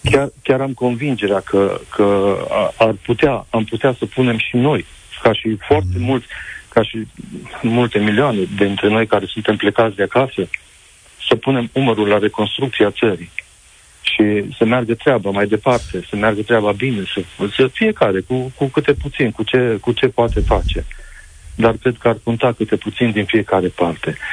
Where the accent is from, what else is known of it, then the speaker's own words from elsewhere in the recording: Romania; now in Spain; Sunt unul din acei români